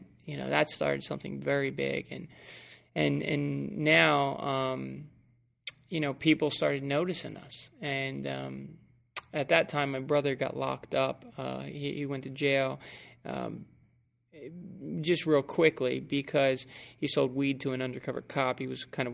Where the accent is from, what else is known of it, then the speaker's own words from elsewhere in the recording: right outside of Atlantic City, New Jersey, United States; I'm from New Jersey, right outside of Atlantic City